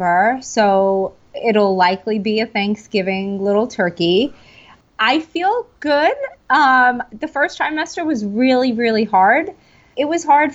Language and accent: English; New York City, New York, United States; I am from Staten Island, New York.